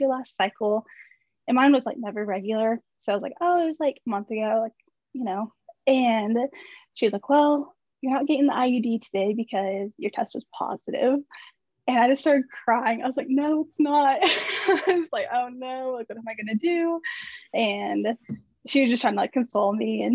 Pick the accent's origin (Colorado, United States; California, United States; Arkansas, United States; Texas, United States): Arkansas, United States; I'm from Arkansas